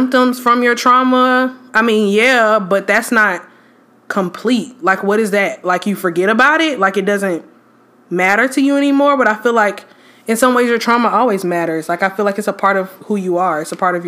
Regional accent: Atlanta, Georgia, United States; I am originally from Atlanta.

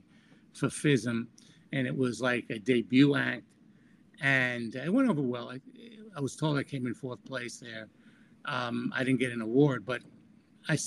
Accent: New York, United States; the Tannen's Magic Shop, the shop that I grew up in New York

